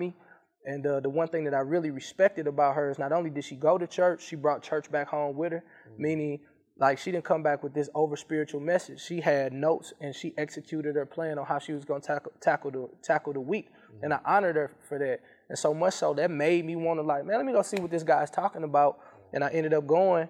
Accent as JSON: {"language": "English", "town": "St. Louis", "region": "Missouri", "country": "United States", "also_born_or_lived": "Mississippi", "said": "I went to Ole Miss, but I was from St. Louis"}